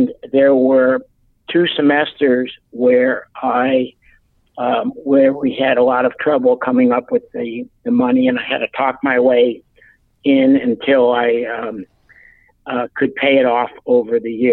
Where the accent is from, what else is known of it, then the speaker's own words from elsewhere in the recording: Buffalo, New York, United States; I was an adopted only child who grew up in a suburb of Buffalo, New York